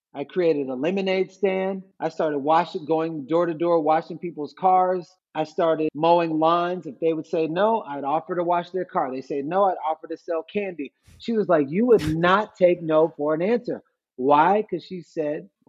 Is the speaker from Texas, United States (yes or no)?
yes; Missouri City, Texas, United States; also born or lived in Third Ward, Houston; I was born in Missouri City, Texas. I was raised in Missouri City, Texas.